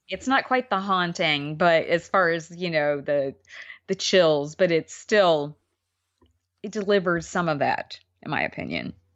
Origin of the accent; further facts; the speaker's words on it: New York, United States; as a New Yorker